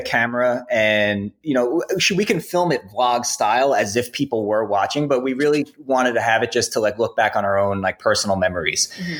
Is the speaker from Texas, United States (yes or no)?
no; New York, United States; we're both like from the same, you know, region. I'm from New York, Alex is from New Jersey